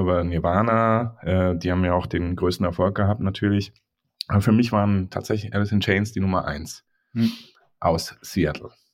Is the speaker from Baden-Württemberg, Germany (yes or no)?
yes; Mannheim, Baden-Württemberg, Germany; Mannheim ist halt meine Heimat